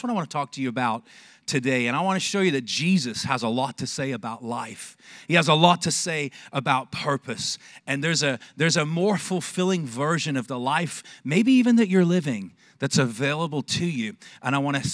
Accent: Manchester, North West England, United Kingdom; also born or lived in Texas; now in Longview, United States; I was born in Manchester, England

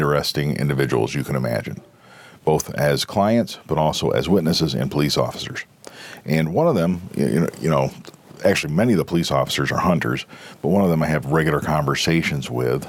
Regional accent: Pennsylvania, United States; Pennsylvania, my home state, I love it to death. I intend to spend the rest of my life here.

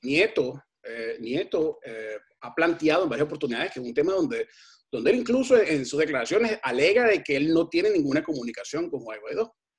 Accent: Venezuela; no nos podemos culpar nosotros mismos como venezolanos

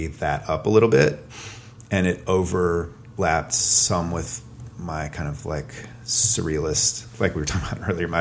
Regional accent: Atlanta, Georgia, United States; moved away as an adult; also born or lived in Boston; now in Athens, United States; I grew up in Atlanta

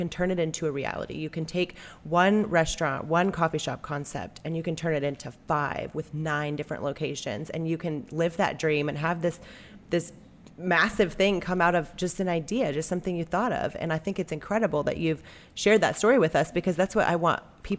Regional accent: California, United States; moved away as an adult; now in Little Rock, United States; when I was in California, I grew up and was raised there. And when I had the opportunity to come here 12 years ago

